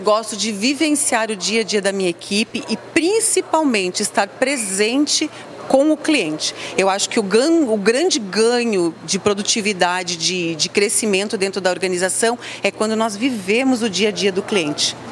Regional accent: Rio Grande do Sul, Brazil; como uma boa gaúcha

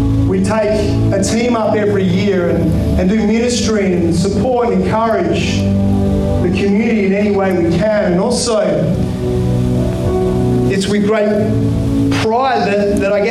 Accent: Kalgoorlie, Western Australia, Australia; Growing up in Kalgoorlie

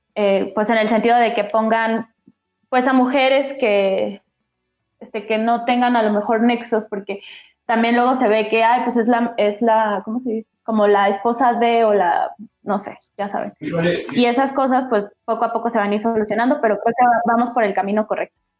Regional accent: Mexico; soy mexicana

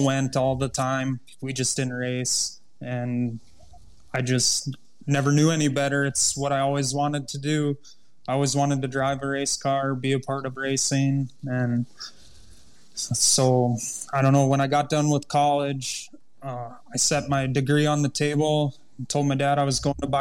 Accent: Underwood, United States; Underwood, my hometown track, I've never had so much fun racing as I do there, and I get to do it in front of all my family and friends

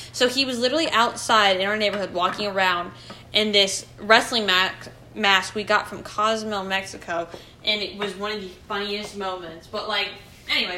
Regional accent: England, United Kingdom; moved away; I am not from this country. I am from England

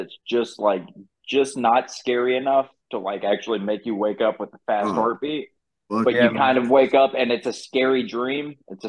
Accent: Tennessee, United States; Growing up in Tennessee

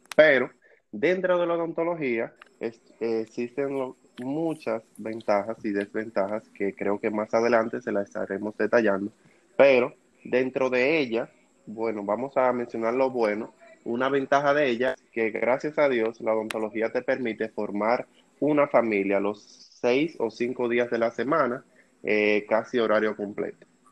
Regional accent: Dominican Republic; soy de República Dominicana

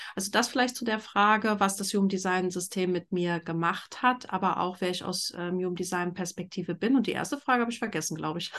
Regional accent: Berlin, Germany; ich bin in Berlin groß geworden, in einer Großstadt

